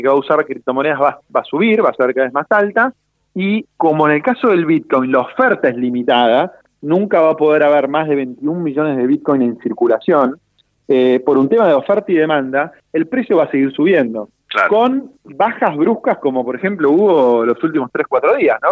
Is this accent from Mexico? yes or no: no; Argentina; los argentinos eh, en su mayoría tenemos ideas erróneas